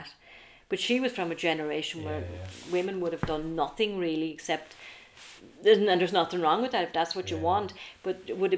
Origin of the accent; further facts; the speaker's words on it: Arklow, Leinster, Ireland; I'm from Arklow, a small enough town